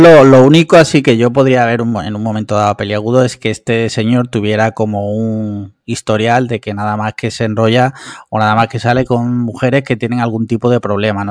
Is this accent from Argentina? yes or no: no; Málaga, Andalusia, Spain; Yo soy, para empezar, soy andaluz. Y luego ya soy malagueño